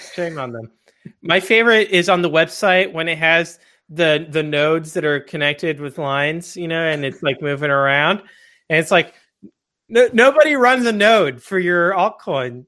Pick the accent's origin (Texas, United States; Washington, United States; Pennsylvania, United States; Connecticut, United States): Texas, United States; I grew up in Texas